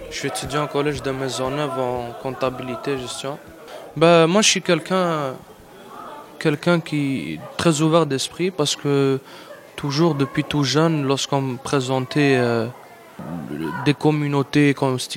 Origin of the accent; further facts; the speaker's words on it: Algeria; also born or lived in Mexico; now in Canada; je suis algérien, je suis né en Algérie. J'habitais au Mexique.